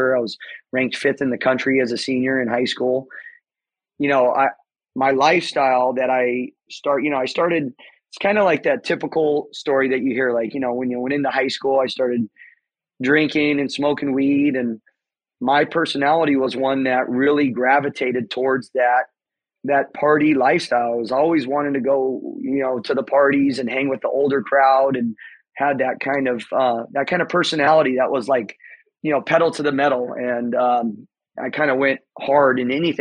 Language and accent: English; Temecula, California, United States; I grew up here in Southern California, Temecula, to be specific, Temecula Valley